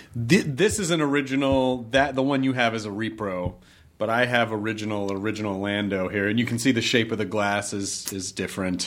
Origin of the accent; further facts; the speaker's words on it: the South, United States; growing up in the South